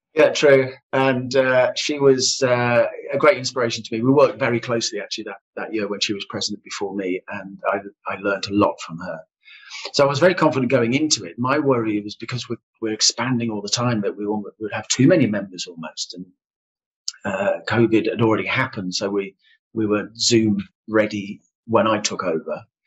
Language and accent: English; Solihull, West Midlands, United Kingdom; I am also a Silhillian. Yeah, um, if you're born and bred in Solihull, you are a Silhillian.